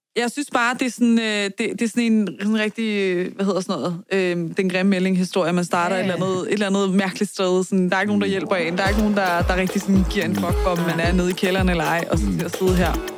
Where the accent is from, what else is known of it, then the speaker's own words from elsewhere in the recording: Vestegnen, Capital Region of Denmark, Denmark; det er jo det postnummer, jeg er vokset op i.